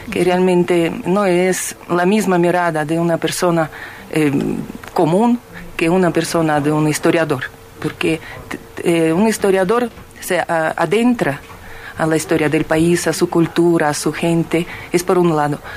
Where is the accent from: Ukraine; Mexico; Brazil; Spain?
Ukraine; Spanish is a second language; now in Bolivia; yo soy de una parte de Ucrania eh, donde la mayoría de la población es rusa, y yo étnicamente soy rusa. Y lastimosamente mm, mi región ahora está en el estado de guerra porque esa región se ha separado de Ucrania, es ahora república independiente.